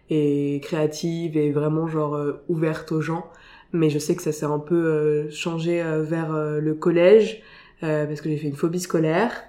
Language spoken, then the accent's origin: French; Saint-Maur-des-Fossés, Île-de-France, France; also born or lived in Paris / Villecresnes; je suis née à Paris, j'ai grandi à Villecrène, une espèce de, de, banlieue très très lointaine et un peu campagne. Et puis après j'ai passé toute mon enfance à Saint-Maur-des-Fossés, en 94.